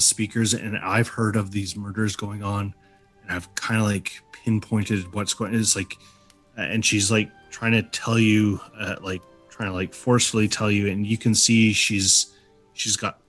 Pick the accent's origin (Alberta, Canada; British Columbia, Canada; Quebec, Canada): British Columbia, Canada; Prince George; I'm from Prince George